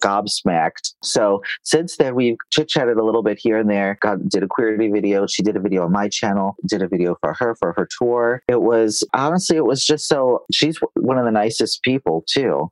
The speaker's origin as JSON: {"language": "English", "region": "New York", "country": "United States", "tie": "born or raised there", "moved": "yes", "lives_now": "Los Angeles, United States", "said": "I live in Los Angeles and I grew up in New York"}